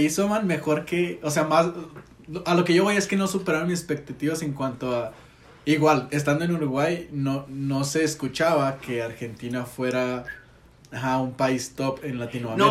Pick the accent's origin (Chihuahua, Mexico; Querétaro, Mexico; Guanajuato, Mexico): Chihuahua, Mexico; Ciudad Juárez; Siempre he vivido aquí en Juárez